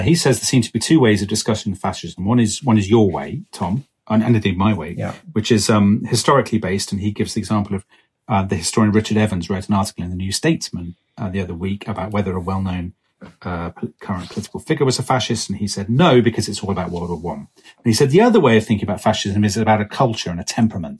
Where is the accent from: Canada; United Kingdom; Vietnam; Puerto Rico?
United Kingdom; as a Brit in the 1990s